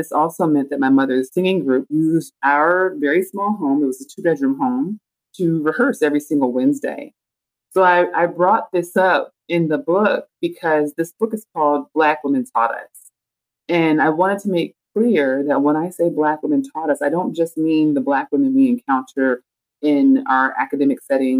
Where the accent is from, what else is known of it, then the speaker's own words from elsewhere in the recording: Oakland, California, United States; I grew up in East Oakland, the Bay Area, just off of San Francisco, and a predominantly Black area.